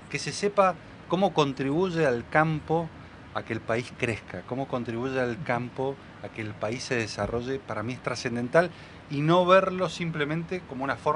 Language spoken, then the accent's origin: Spanish; Mendoza, Argentina; Yo les recomiendo como mendocino que pasen por el stand de Mendoza